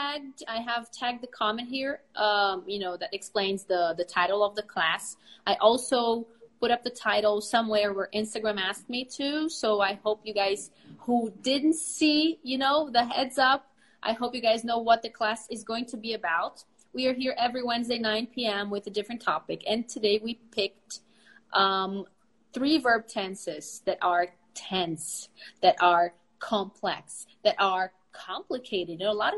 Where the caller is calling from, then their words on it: Brazil; English is a second language; I am speaking from Brazil.